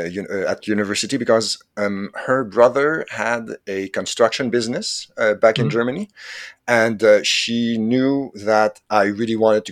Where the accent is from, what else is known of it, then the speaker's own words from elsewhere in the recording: Quebec, Canada; first language French; English is a second language; I'm Canadian from Quebec, actually. My first language is French